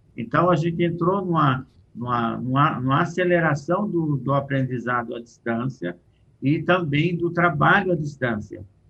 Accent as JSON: {"language": "Portuguese", "country": "Brazil", "said": "Eu, como brasileiro, posso trabalhar com empresas portuguesas, espanholas"}